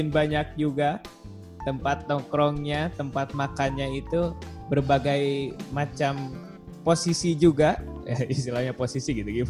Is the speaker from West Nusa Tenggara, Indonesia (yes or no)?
no; Bandung, West Java, Indonesia; Saya itu asli dari kota Bandung ya, kayaknya dari pusat kota gitu, di daerah Tegalega di Bandung.